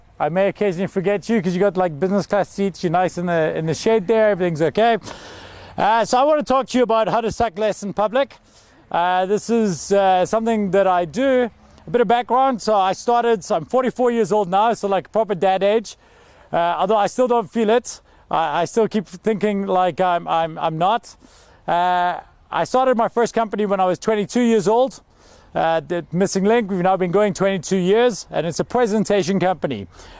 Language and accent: English; Scotland, United Kingdom; Now I'm from Scotland, this is crazy for me, because if we didn't go to concerts when it's cold, there would never be concerts.